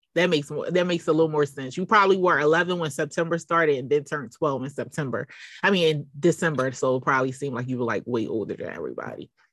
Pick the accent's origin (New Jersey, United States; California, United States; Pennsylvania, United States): Pennsylvania, United States; Philadelphia; I growing up in Philly